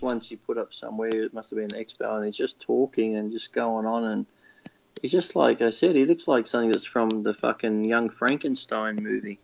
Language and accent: English; Australia; I'm from Australia